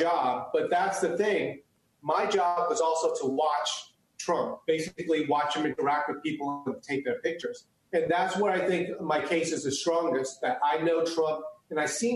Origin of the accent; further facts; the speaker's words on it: United States; first language Chinese; English is a second language; I was born in the United States.